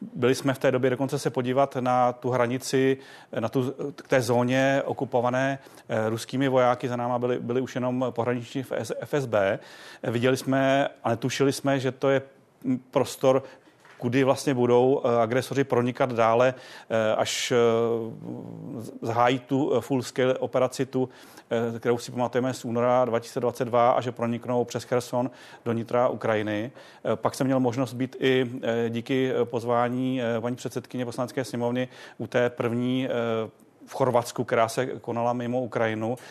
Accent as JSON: {"language": "Czech", "country": "Czechia", "said": "jsme jako Češi"}